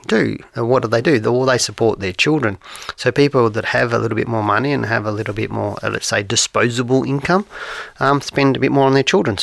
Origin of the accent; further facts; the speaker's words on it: Geelong, Victoria, Australia; I grew up in Geelong